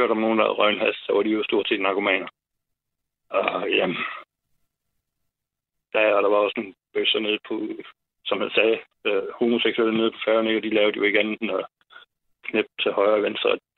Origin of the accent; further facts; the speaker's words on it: Ebeltoft, Central Denmark Region, Denmark; now in Klovborg, Denmark; nu kommer jeg selv fra Ebeltoft